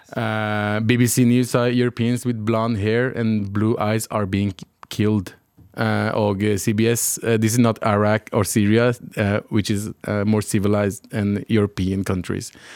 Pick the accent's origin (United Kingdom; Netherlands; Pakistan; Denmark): Pakistan; Jeg er ikke araber, men jeg er fra det området. Mm. Jeg er pakistaner